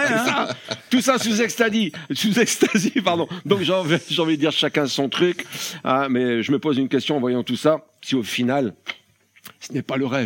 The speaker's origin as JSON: {"language": "French", "region": "Hauts-de-France", "country": "France", "said": "Ouais, je suis du Nord. On est précoce chez nous"}